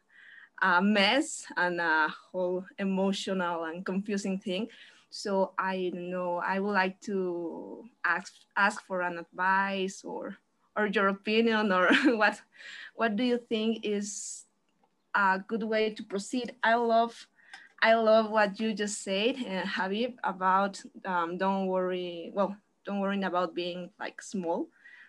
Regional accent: Mexico; I am from Mexico.

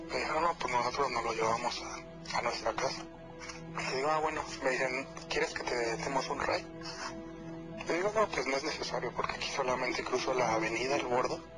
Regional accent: Nezahualcóyotl, State of Mexico, Mexico; yo soy de, de Ciudad Neza

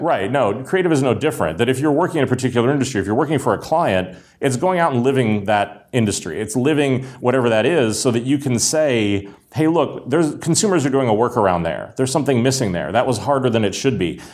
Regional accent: Pittsburgh, Pennsylvania, United States; I grew up in Pittsburgh during the collapse of the steel mills

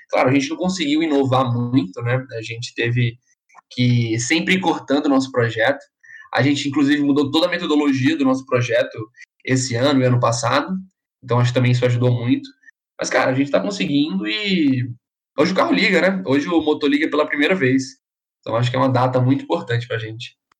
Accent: Maceió, Alagoas, Brazil; moved away as an adult; now in São Carlos, Brazil; eu sou lá de Maceió, Alagoas

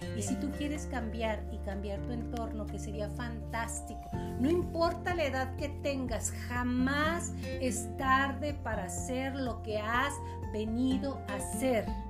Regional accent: Chihuahua, Mexico; somos de aquí de Chihuahua

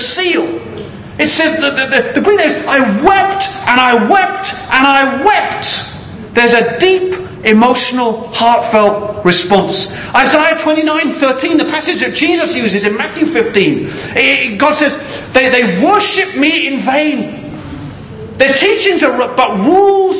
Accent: United Kingdom; I am British

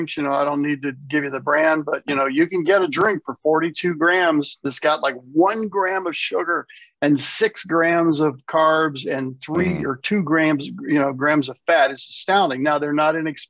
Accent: the South, United States; moved away; I was raised in the South. I'm back in the South

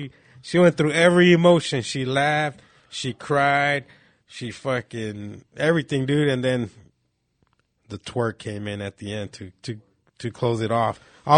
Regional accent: Phoenix, Arizona, United States; I'm from Phoenix. I'm going to have fucking silver teeth and everything.

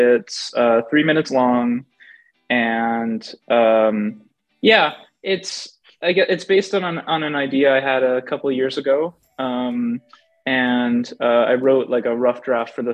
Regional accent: Edmonton, Alberta, Canada; I'm from Alberta, Canada

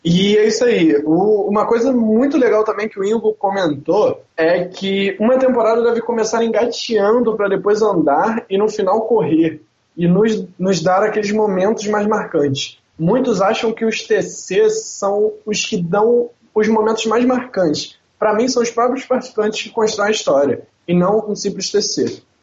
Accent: Rio de Janeiro, Brazil; accent: carioca; Eu sou carioca, então o meu sotaque vai ser mais carioca mesmo

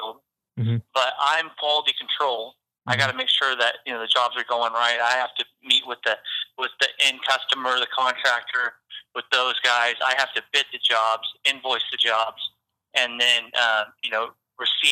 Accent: Port Orchard, Washington, United States; now in Napa, United States; I grew up in Port Orchard

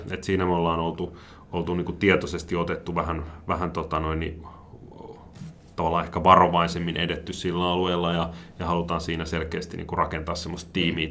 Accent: Helsinki, Uusimaa, Finland; moved away as an adult; now in Rusko, Finland; mä oon Helsingistä kotosi, siellä asunut

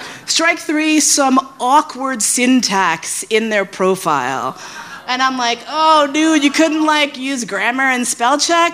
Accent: New York, United States; also born or lived in San Francisco / Flushing; I grew up in New York.

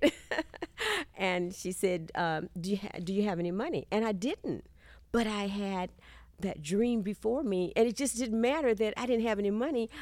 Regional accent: Texas, United States; accent: Southern; moved away as an adult; also born or lived in California; I'm from Texas

